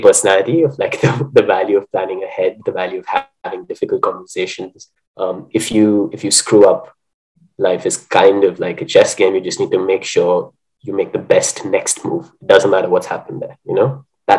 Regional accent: India; I'm not living in India any longer. So even though I am Indian, I'm feeling a little bit like a mongrel.

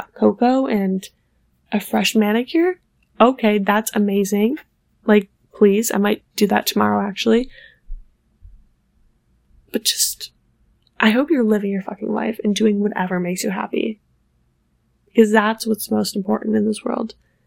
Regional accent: Buffalo, New York, United States; now in New York City, United States; I'm originally from Buffalo, New York, which is why my mother was shoveling snow, because we get a lot of snow there

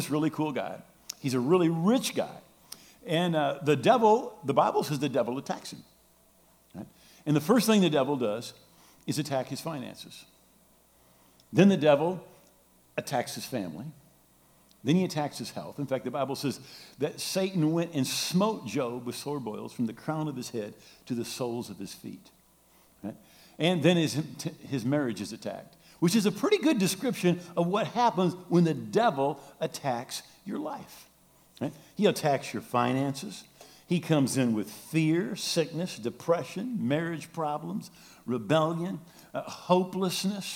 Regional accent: Grand Rapids, Michigan, United States; I'm from Grand Rapids, born and raised

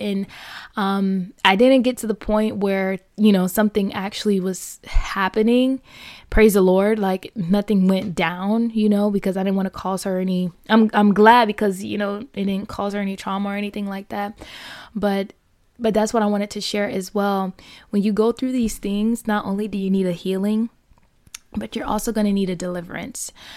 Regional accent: Fort Lauderdale, Florida, United States; born and raised in Fort Lauderdale, Florida

